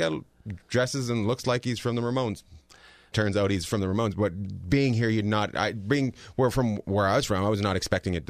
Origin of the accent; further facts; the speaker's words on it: Canada; I grew up in Canada.